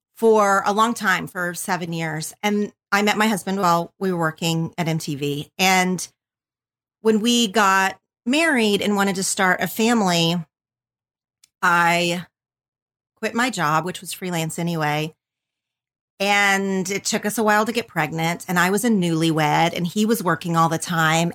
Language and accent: English; southern Oklahoma, United States; moved away as an adult; now in Los Angeles, United States; I grew up in a super tiny town in southern Oklahoma.